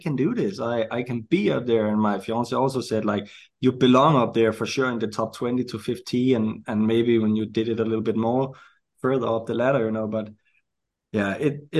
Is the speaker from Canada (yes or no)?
no; Denmark; also born or lived in United States